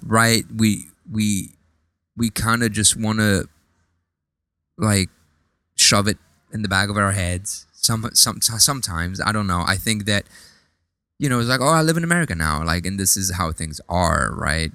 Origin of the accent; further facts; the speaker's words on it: France; now in United States; when I grew up in France, I, I do remember that, you know, like gro-, growing up in, in like a, a kind of like a Lebanese, uh, you know, home